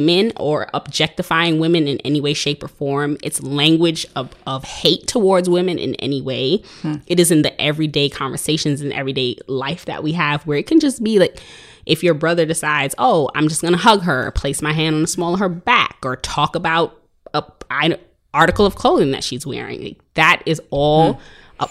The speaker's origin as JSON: {"language": "English", "town": "New York City", "region": "New York", "country": "United States", "said": "I am from Brooklyn. I'm living out here. I'm an educator in Brooklyn"}